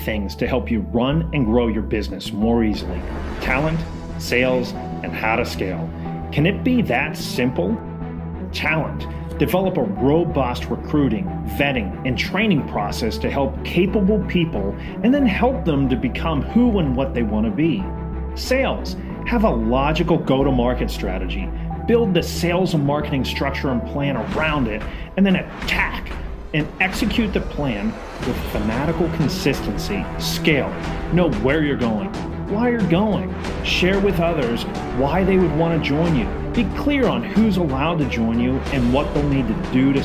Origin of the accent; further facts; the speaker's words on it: Pittsburgh, Pennsylvania, United States; accent: Pittsburgh; I'm from Pittsburgh and we got a killer accent